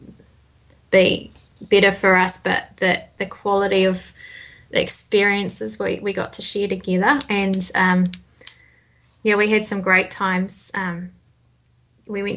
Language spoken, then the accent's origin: English; New Zealand; being from New Zealand